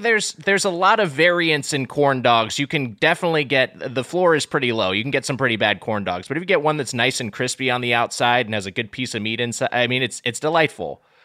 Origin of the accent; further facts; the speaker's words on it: Southern California, United States; I'm from Southern California. I'm a lifelong SoCal surfer dude